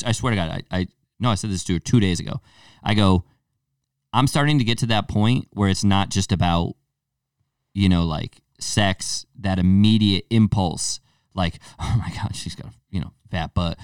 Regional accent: Torrington, Connecticut, United States; I'm from Tor-, Kin-, Torrington, Connecticut

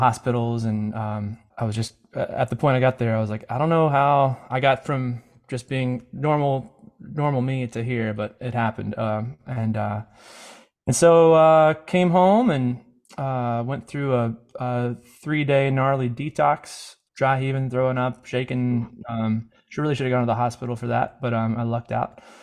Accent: Mississippi, United States; I grew up in Mississippi

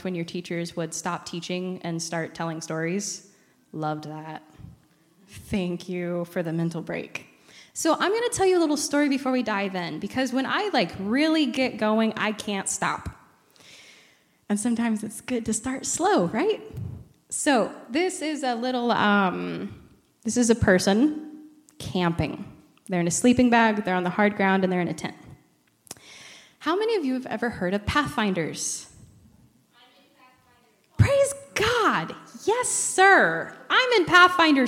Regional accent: Iowa-Missouri Conference, Iowa and Missouri, United States; moved away; I come from the Iowa Missouri Conference, so Camp Heritage is my safe place.

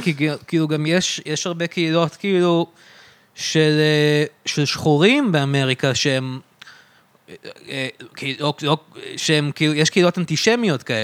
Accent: Israel; אני גדלתי בארץ

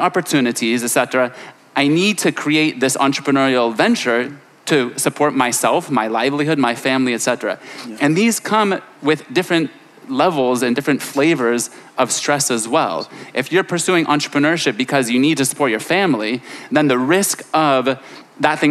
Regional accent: Silicon Valley, California, United States; moved away as an adult; now in Lebanon; I grew up in California in Silicon Valley

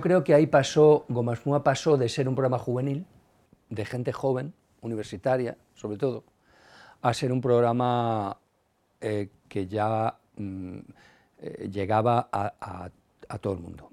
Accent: Madrid, Community of Madrid, Spain; la movida de mi barrio, yo soy de Carabanchel.

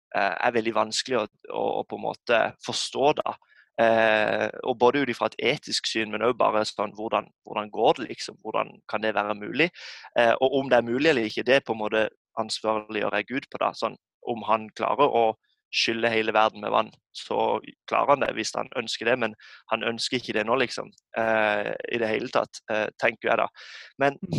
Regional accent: Norway; som nordmann i dag, så man er jo en minoritet som kristen.

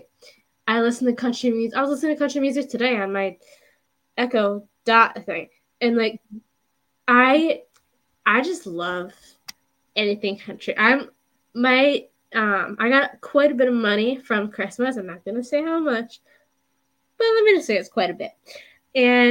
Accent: Buffalo, New York, United States; I'm from Buffalo.

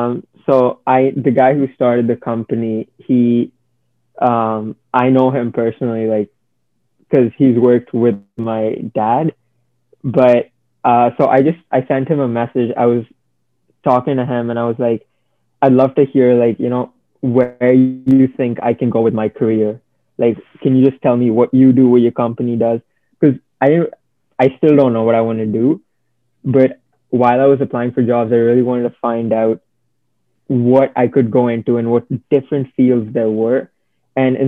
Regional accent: India; now in Canada; I still identify myself as Indian, even though I've been living here like 5 years

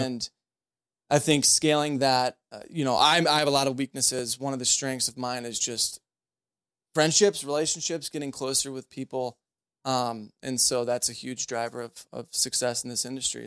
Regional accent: St. Charles, Missouri, United States; born and raised in Saint Charles

